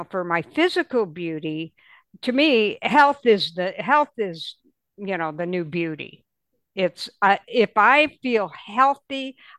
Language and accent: English; Michigan, United States; you know, we grew up in Michigan, and during that time there was a big department store there that everybody went